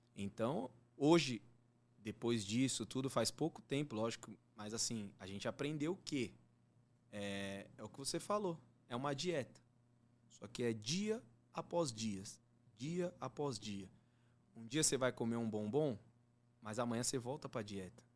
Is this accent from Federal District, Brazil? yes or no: no; Diadema, São Paulo, Brazil; moved away as an adult; now in Jandira, Brazil; eu moro em Jandira, eu era de Diadema. Eu hum. nasci, fui criado em Diadema